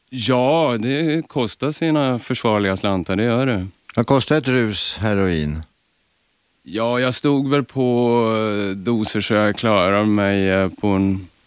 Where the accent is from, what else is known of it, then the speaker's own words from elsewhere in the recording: Östersund, Jämtland, Sweden; I Östersund.